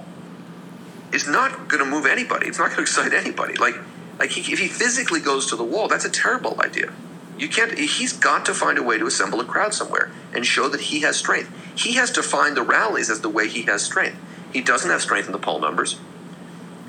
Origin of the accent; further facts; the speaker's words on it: San Francisco, California, United States; also born or lived in Santa Cruz; I'm from California, went to Santa Cruz, grew up in San Francisco